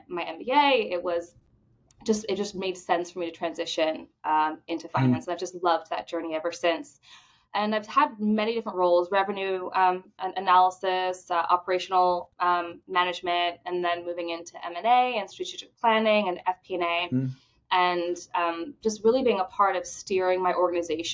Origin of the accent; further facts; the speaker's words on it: Bahamas; now in Jacksonville, United States; I grew up in the Bahamas